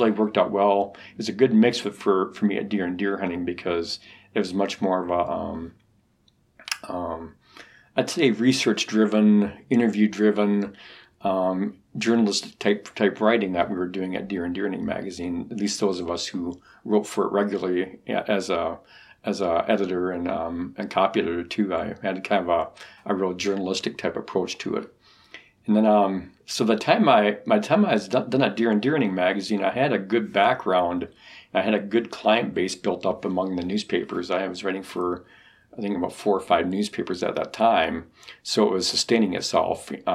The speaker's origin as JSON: {"language": "English", "region": "Wisconsin", "country": "United States", "tie": "born or raised there", "said": "I grew up in Wisconsin"}